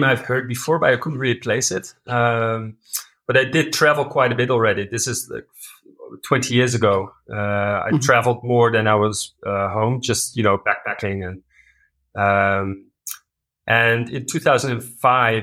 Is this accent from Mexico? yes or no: no; Netherlands; moved away as an adult; now in Uganda; I'm a Dutch national. I'm from the Netherlands, a very flat country